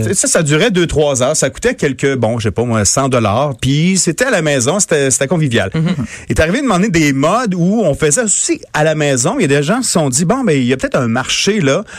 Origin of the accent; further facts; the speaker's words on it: Montmagny, Quebec, Canada; moved away; chez nous, euh, dans mon patelin euh, natal, à Montmagny